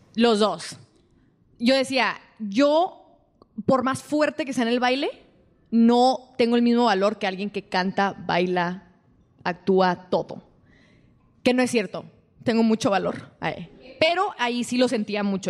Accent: El Paso, Texas, United States; moved away as an adult; also born or lived in Ciudad Juárez, Mexico / New York; me regreso al paso de donde soy

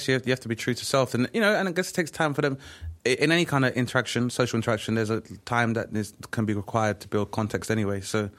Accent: London, United Kingdom; growing up in Southeast London

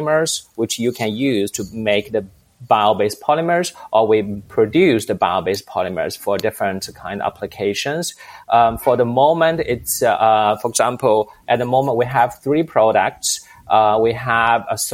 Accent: China; moved away as an adult; now in Europe; I'm originally from China and moved to Europe in 2003

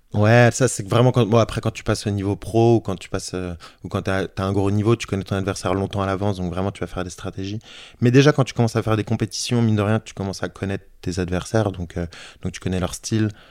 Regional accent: Issy-les-Moulineaux, Île-de-France, France; j'ai grandi à, à Issy-les-Moulineaux, donc en banlieue parisienne

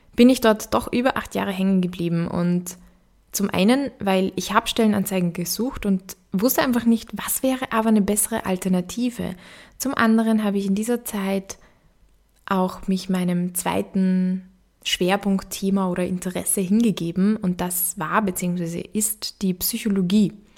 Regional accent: Upper Austria, Austria; accent: Austrian; moved away as an adult; also born or lived in Vienna; Vielleicht hörst du das auch, dass ich aus Österreich komme. Genauer gesagt wurde ich in Oberösterreich geboren und bin dann zum Studieren nach Wien gekommen

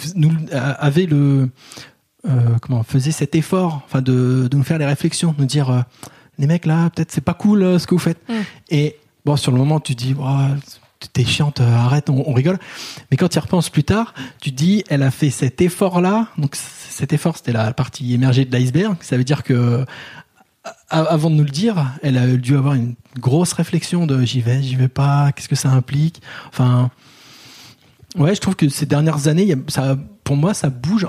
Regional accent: Paris, Île-de-France, France; en tant que Parisien blanc grand

